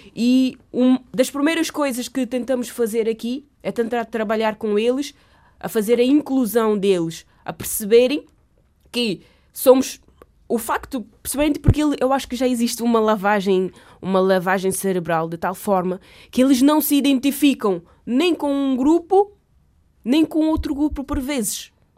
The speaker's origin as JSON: {"language": "Portuguese", "country": "Cape Verde", "moved": "as an adult", "lives_now": "Portugal", "said": "eu vim de Cabo Verde só com uma bolsa que é 271 euros"}